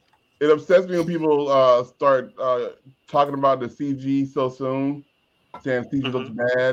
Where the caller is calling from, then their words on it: NoHo, United States; I'm the bro from NoHo.